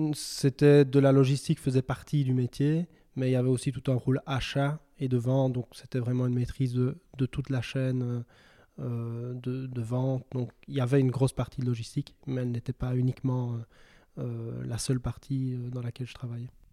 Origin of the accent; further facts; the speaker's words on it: Belgium; moved away as an adult; also born or lived in Louvain-la-Neuve; je suis originaire euh, du village des Aouirs, le même que, que, Philippe